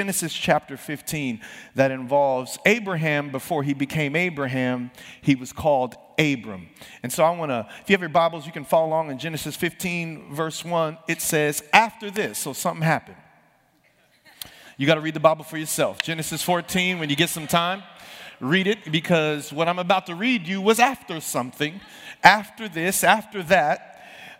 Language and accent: English; San Bernardino, California, United States; I grew up in San Bernardino.